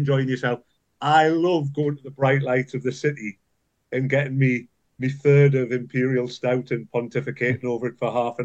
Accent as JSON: {"language": "English", "town": "Newcastle upon Tyne", "region": "North East England", "country": "United Kingdom", "tie": "born or raised there", "said": "where I was brought up in Newcastle."}